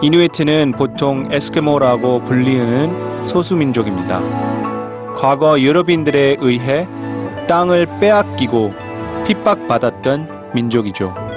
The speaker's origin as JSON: {"language": "Korean", "country": "United States", "tie": "born or raised there", "moved": "yes", "lives_now": "South Korea", "said": "우리 가족은 1984년에 한국에서 미국으로 이민을 갔습니다. 그리고 전 미국에서 생활하면서 뿌리와 정체성에 대해 많이 혼란을 느끼는 사춘기를 보냈습니다"}